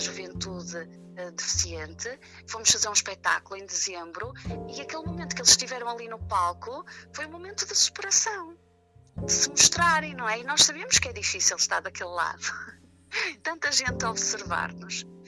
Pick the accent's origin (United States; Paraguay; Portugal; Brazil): Portugal; Vila Nova de Famalicão, Norte; porque eu nem sequer vivo no Porto, não é? Sou de Vila Nova de Famalicão